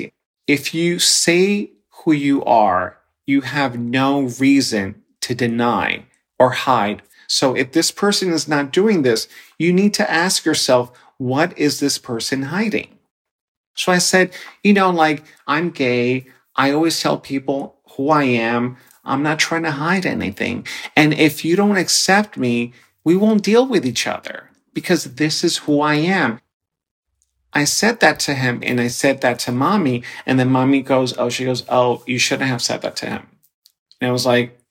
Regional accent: New York City, New York, United States; also born or lived in Dominican Republic; I was born in the Dominican Republic, and I was brought to the United States, specifically the Bronx, when I was 6 years old.

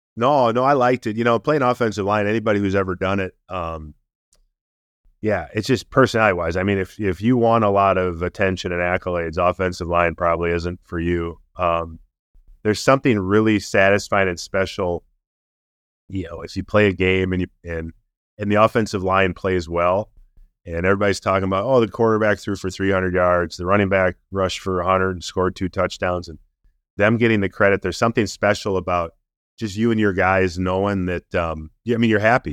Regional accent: Minnesota, United States; also born or lived in Baltimore; got to play eleven years for my hometown team

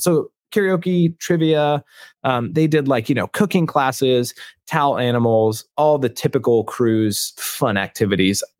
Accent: Seattle, Washington, United States; I grew up in Seattle.

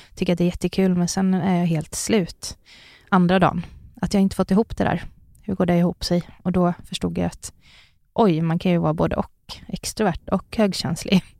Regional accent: Sunne, Värmland, Sweden; jag växte upp i Sunne i Värmland.

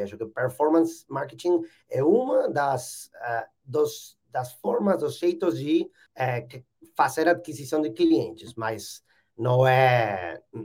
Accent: Buenos Aires, Argentina; Portuguese is a second language; Eu sou argentino, nasci e morei toda a minha vida em Buenos Aires, alguns anos fora, mas a maior parte do tempo em Buenos Aires

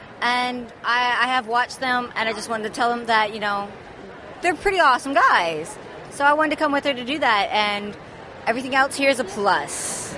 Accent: Arkansas, United States; I'm from Arkansas.

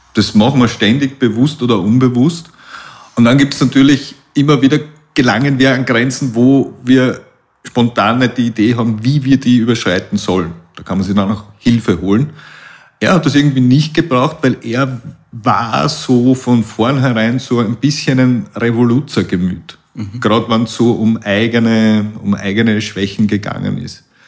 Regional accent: Puchberg am Schneeberg, Lower Austria, Austria; Ich komme aus Buchberg am Schneeberg und bin erblich vorbelastet aus der Familie mit, mit Alpinisten aus der Region

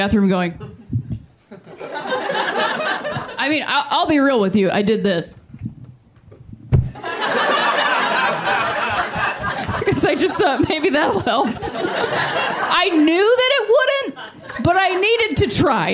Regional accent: Akron, Ohio, United States; moved away; also born or lived in Chicago; I am from Akron, Ohio

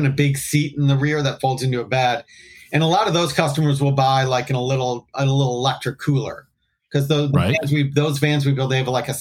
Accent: Detroit, Michigan, United States; I'm from Detroit

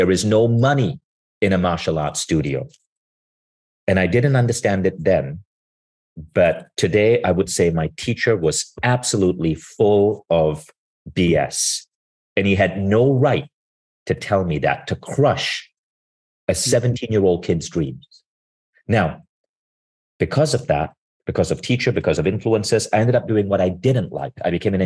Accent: Malaysia; I grew up in Malaysia

